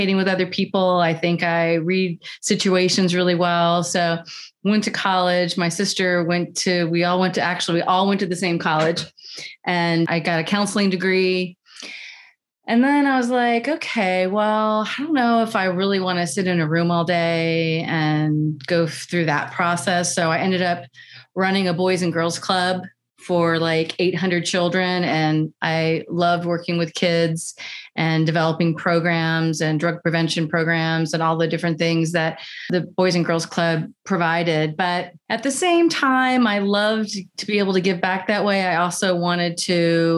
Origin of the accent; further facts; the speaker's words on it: Virginia, United States; we were raised in Virginia on an 18-acre farm